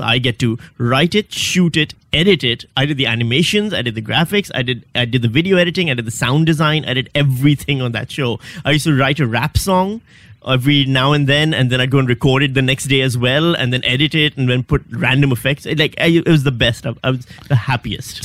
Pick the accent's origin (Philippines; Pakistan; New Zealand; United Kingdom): Pakistan; moved away as an adult; also born or lived in Western Australia; now in Melbourne, Australia; I'm from Pakistan.